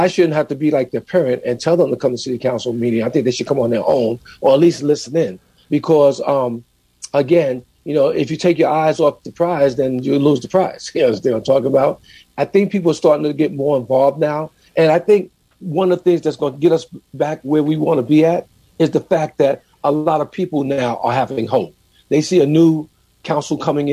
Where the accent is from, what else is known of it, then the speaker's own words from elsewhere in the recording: New York City, New York, United States; growing up in New York City